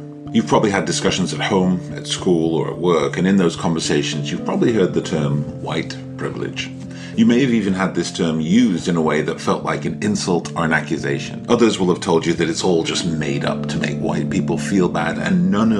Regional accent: Stockport, North West England, United Kingdom; I grew up in Stockport. It's a tiny little town near Manchester.

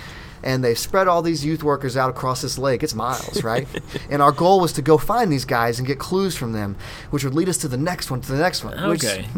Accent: Kentucky, United States; moved away as an adult; also born or lived in Maine; I grew up in Kentucky

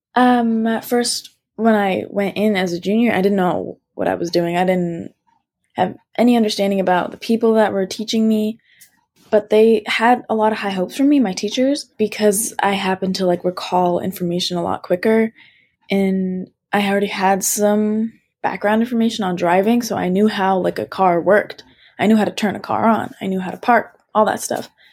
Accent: United States; I'm, I'm American and I was born and raised here

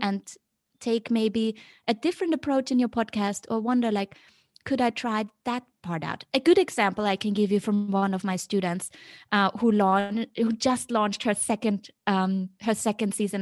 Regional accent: Vienna, Austria; moved away as an adult; also born or lived in Beijing; now in Hong Kong; I was always very, you know, happy growing up in Vienna.

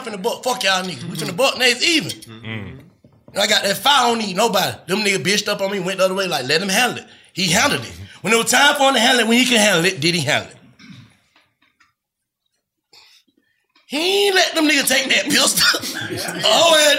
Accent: United States; I'm from Edwood.

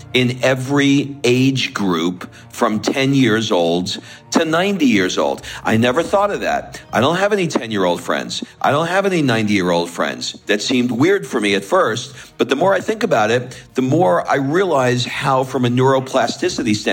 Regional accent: New York, United States; I'm an East Coast New York guy

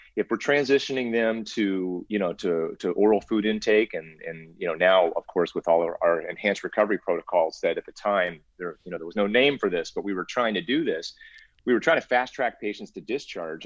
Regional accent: Cincinnati, Ohio, United States; moved away as an adult; also born or lived in Illinois / Albuquerque, New Mexico / California; I grew up in in Ohio actually, so I'm a Midwest kid

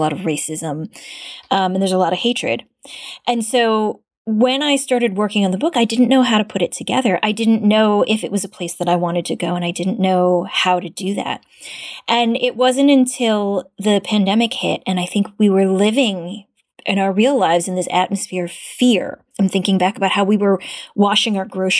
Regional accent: Cleveland, Ohio, United States; I was born in the U.S. I'm from Ohio, but I grew up in places where there weren't very many Asian Americans

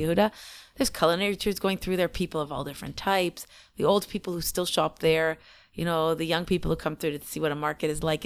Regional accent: Canada; moved away as an adult; also born or lived in Israel; we're so many generations Canadian

